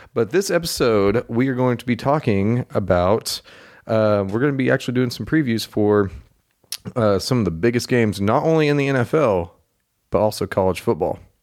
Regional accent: Oklahoma, United States; I'm from Oklahoma and that's pretty much all I've ever known.

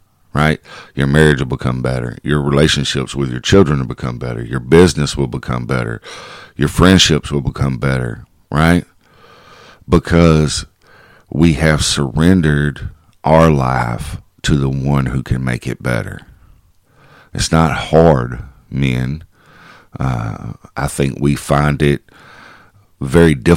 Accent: Kaufman County, Texas, United States; my hometown

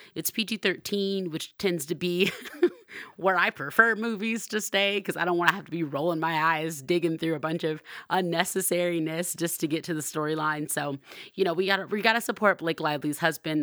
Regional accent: Compton, California, United States; moved away; I'm originally from Compton

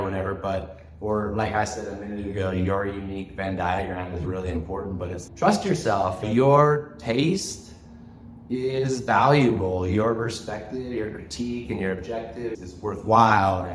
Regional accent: United States; moved away as an adult; also born or lived in Galiano Island, Canada; now in Canada; I'm an American. I'm a landed immigrant here in Canada. I've been living for 25 years.

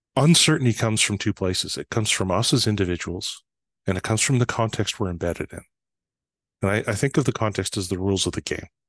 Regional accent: Fort St. John, British Columbia, Canada; moved away; I was actually home one summer in July when it snowed

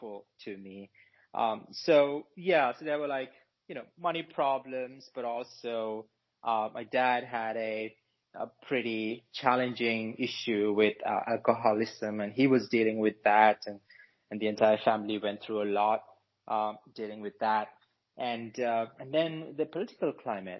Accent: Sri Lanka; I was born in Sri Lanka to lower middle class parents.

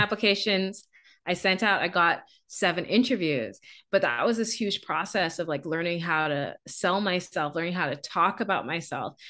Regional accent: Bahamas; moved away as an adult; also born or lived in Canada; I'm from the Bahamas.

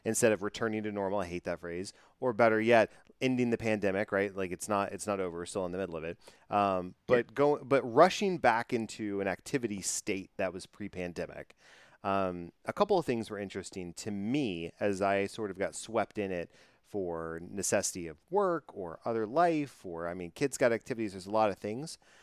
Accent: Dallas Fort Worth area, Texas, United States; growing up in the Dallas Fort Worth area, um, uh, I grew up with the Fort Worth Fire

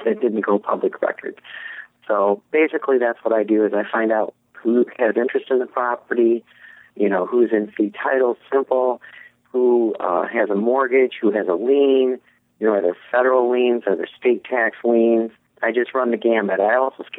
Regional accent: Michigan, United States; also born or lived in Miami, Florida / Kalamazoo, Michigan / Hastings, Michigan; I'm from Michigan originally.

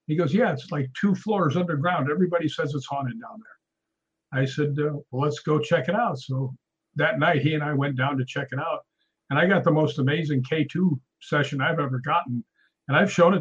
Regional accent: Chicago, Illinois, United States; now in California, United States; I grew up in Chicago, and you know, I've lived in California for forever now

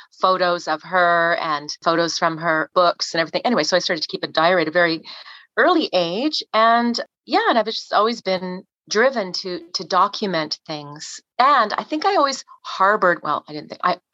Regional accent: Toronto, Ontario, Canada; moved away; also born or lived in Calgary; the West Mall in Rathburn, where I grew up in Etobicoke

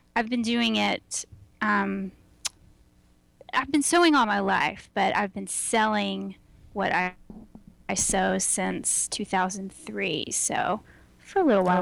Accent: Houston, Texas, United States; now in Austin, United States; I am very Texan, and I uh, grew up in Houston

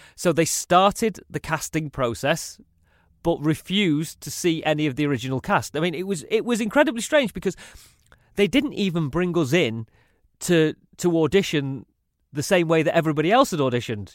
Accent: Salford, North West England, United Kingdom; accent: northern; also born or lived in Manchester; my upbringing was very kind of traditional Mancunian, really.

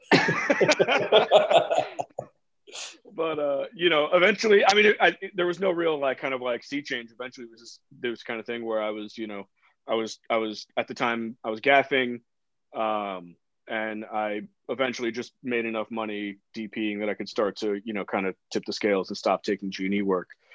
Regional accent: New York City, New York, United States; I grew up in New York City. I grew up in the Bronx

